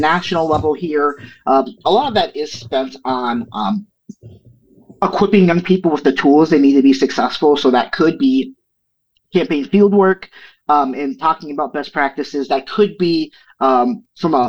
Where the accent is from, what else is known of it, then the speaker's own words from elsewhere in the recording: St. Paul, Minnesota, United States; here in my hometown of St. Paul, Minnesota